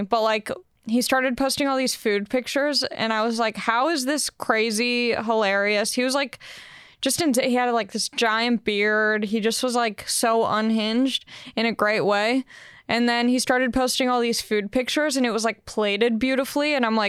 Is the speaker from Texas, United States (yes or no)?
no; Long Beach, California, United States; I'm kind of a weird case because I am from Long Beach, so like LA just made sense for me